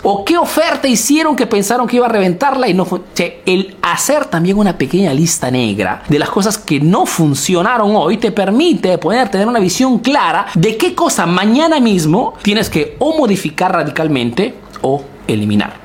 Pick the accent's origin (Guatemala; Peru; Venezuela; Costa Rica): Peru; now in Italy; soy un emprendedor peruano que vive y hace negocios en Italia